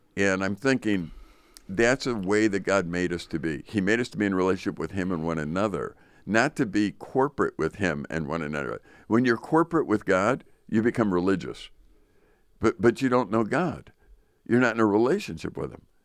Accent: Chicago, Illinois, United States; now in northern Wisconsin, United States; I grew up in Chicago

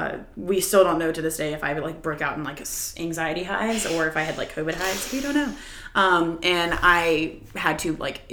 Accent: Wilmington, North Carolina, United States; also born or lived in New York; I am now back in my hometown, Wilmington, North Carolina. I'm technically living with my parents.

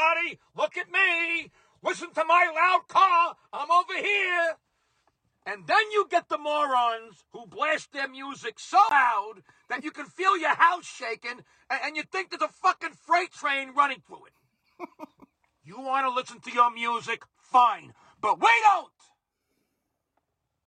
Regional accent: New York City, New York, United States; growing up in Brooklyn in the 1970s

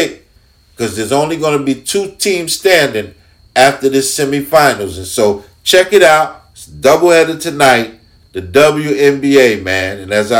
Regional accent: New York, United States; I love my New York Liberty because I'm a New Yorker

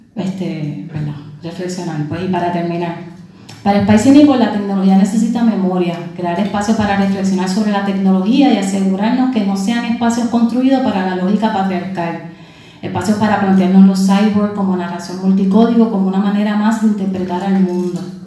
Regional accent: Puerto Rico; Siendo puertorriqueña

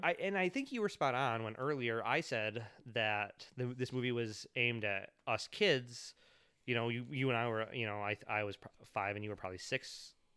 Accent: United States; as an American kid

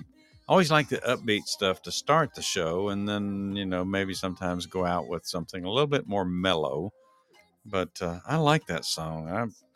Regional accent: Texas, United States; moved away as an adult; now in Georgia, United States; when I grew up in Texas, uh, even when I was uh, an adult in Texas.

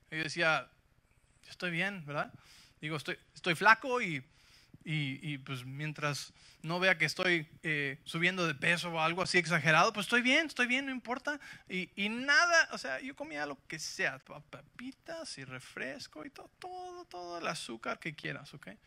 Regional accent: Mexico City, Mexico; yo crecí en la Ciudad de México, ¿sí? Así que soy invencible

